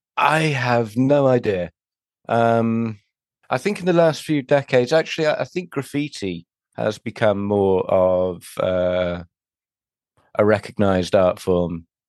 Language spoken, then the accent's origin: English; Bristol, South West England, United Kingdom; moved away; I'm, I'm from Bristol originally